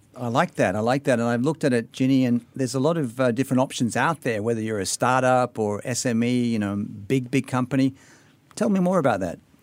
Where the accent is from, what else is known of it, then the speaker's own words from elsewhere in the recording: Australia; moved away as an adult; now in Singapore; I've been away from my native Australia for twenty-five years